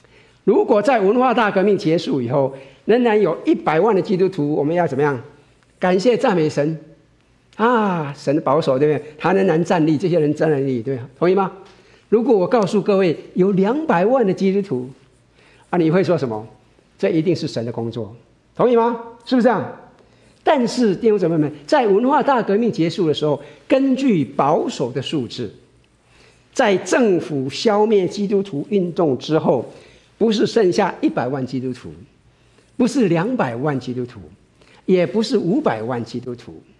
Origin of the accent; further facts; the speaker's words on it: China; 特别是我们从国内来的，在一九五八年的时候，中国的所有的教堂都关了。